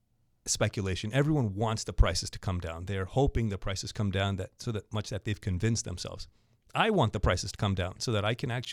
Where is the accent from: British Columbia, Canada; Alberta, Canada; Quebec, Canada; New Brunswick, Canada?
Quebec, Canada; Montreal; I was born in Montreal.